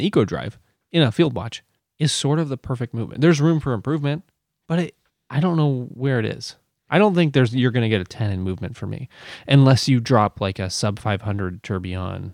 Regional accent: United States; I'm American.

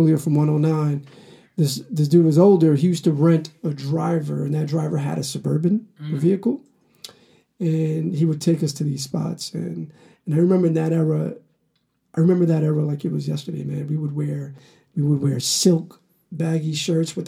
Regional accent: New York, United States; I'm from Harlem

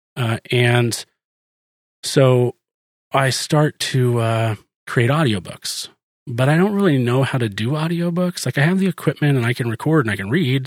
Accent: New Hampshire, United States; moved away; I was born in New Hampshire

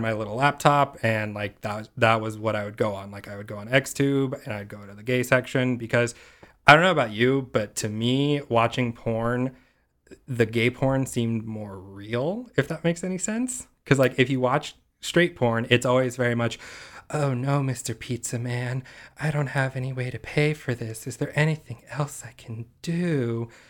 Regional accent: Simi Valley, California, United States; originally I'm from this tiny little town on the edge of L A and Ventura County called Simi Valley

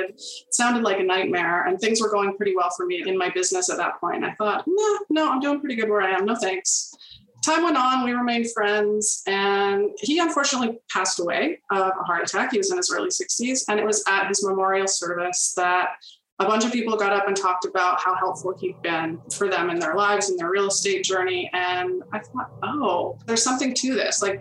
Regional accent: Toronto, Ontario, Canada; now in Peterborough, Canada; I'm from Toronto originally. My family moved to the Peterborough area when I was in my early double digits. And I've been here mostly ever since

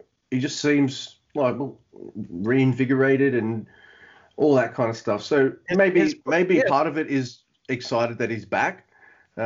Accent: Australia; this Aussie

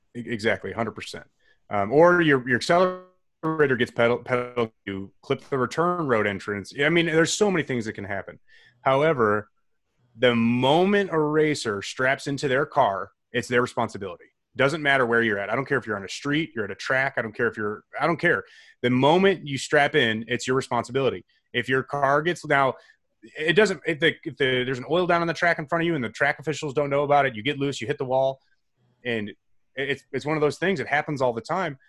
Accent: St. Charles, Illinois, United States; I grew up in a suburb called Saint Charles

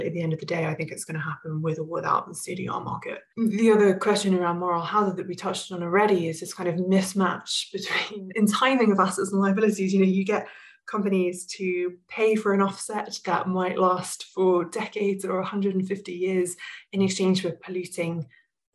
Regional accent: England, United Kingdom; moved away as an adult; also born or lived in Rocky Mountains, Canada; now in Canada; I was born and raised in England and moved out to Canada, to the Rocky Mountains several years ago.

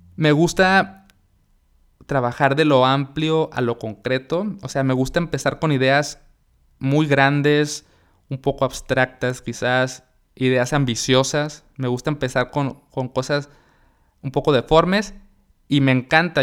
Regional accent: Mexicali, Baja California, Mexico; moved away as an adult; now in Monterrey, Mexico; yo soy de Mexicali, mi esposa es de Monterrey y yo me vine a vivir acá para, estar con ella

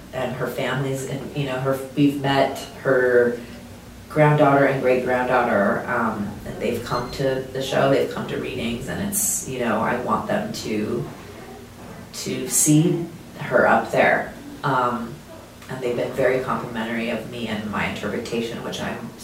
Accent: Anaheim, California, United States; growing up in Anaheim

